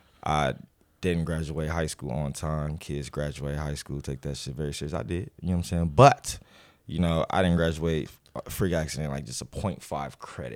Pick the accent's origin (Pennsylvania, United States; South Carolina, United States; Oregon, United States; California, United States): California, United States; Los Angeles; I'm from Watts, California, you know, born and raised in the Nixon Garden Projects.